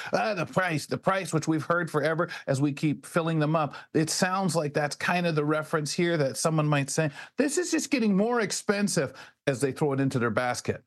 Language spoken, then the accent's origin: English; London, Ontario, Canada; also born or lived in Montreal / Brantford / Toronto; I was born in Montreal. I love my part of London that I, I, grew up in, in Byron